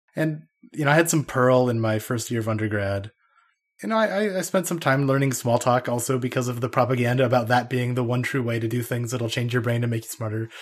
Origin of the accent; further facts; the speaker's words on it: Idaho, United States; moved away as an adult; also born or lived in Denmark; I grew up in Idaho